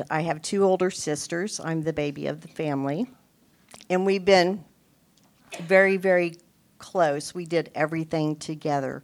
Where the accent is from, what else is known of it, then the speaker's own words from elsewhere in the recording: Topeka, Kansas, United States; I was born and raised here in Topeka, Kansas, 60 years ago